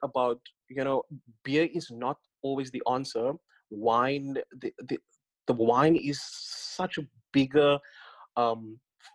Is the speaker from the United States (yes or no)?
no; Northern Cape, South Africa; moved away; I grew up in the Northern Cape. I was born in the Northern Cape in Kalfinia